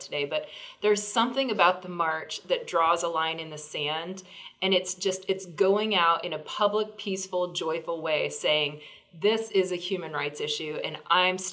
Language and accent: English; Virginia, United States; my home state of Virginia